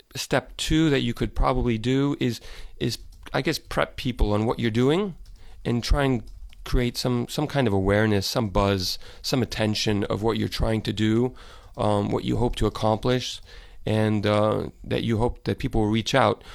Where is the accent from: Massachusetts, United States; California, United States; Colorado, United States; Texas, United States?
Texas, United States; Dallas; moved away as an adult; I grew up in Dallas, and I left about probably a little over ten years ago